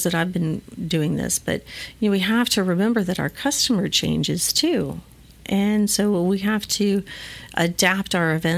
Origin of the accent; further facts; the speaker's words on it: McAllen, Texas, United States; I'm from McAllen originally